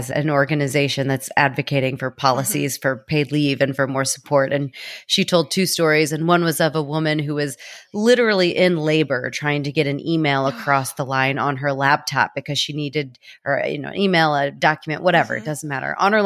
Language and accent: English; United States; an American